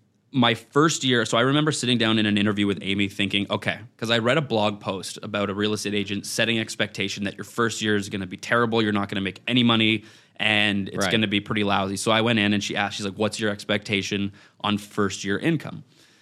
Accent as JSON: {"language": "English", "town": "Ottawa", "region": "Ontario", "country": "Canada", "moved": "as an adult", "lives_now": "Toronto, Canada", "said": "I'm from Ottawa originally."}